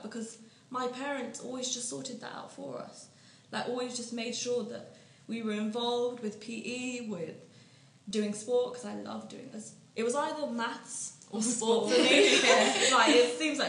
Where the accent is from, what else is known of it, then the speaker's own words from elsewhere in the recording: United Kingdom; I was born here, I was raised here, I feel as British as anyone